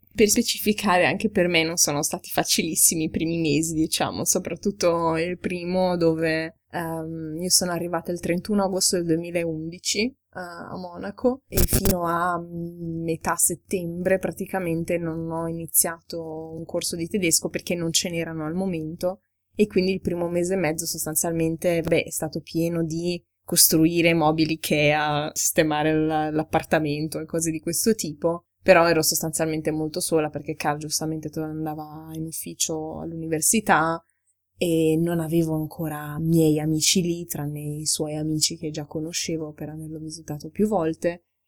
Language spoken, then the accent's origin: Italian; Ferrara, Emilia-Romagna, Italy; now in Germany; È intanto una città, insomma, abbastanza provinciale, dalla quale quando ero ragazzina volevo scappare